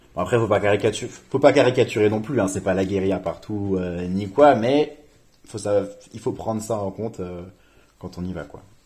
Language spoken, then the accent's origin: French; Reims, Grand Est, France; moved away as an adult; also born or lived in Paris / Seville; Moi, je viens de Reims de base et je suis allé à Paris